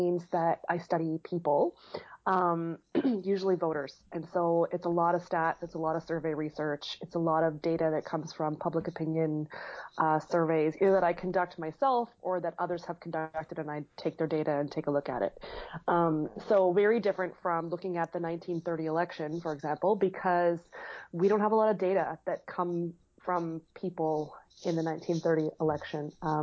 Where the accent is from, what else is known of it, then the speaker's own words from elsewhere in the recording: Toronto, Ontario, Canada; moved away as an adult; now in St. John's, Canada; I grew up in Toronto and moved here about 14, 15 years ago